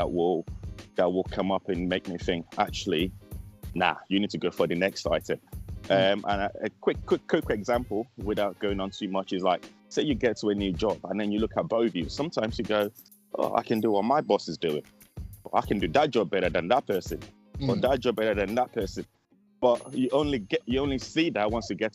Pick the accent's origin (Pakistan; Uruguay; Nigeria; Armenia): Nigeria; Being Nigerian